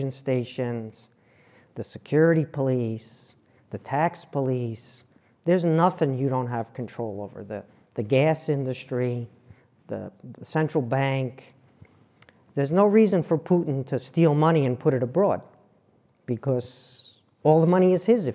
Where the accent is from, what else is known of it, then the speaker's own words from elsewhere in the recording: New York, United States; moved away; also born or lived in New Jersey; I'm from New York and I worked in New Jersey